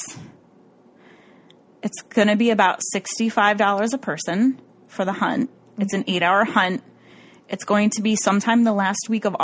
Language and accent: English; Rochester, New York, United States; my hometown really loves me. I'm a celebrity here, you guys, in Rochester, New York